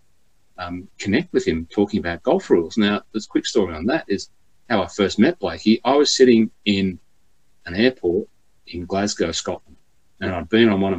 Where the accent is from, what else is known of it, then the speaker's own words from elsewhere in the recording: Cessnock, New South Wales, Australia; my hometown of Cessnock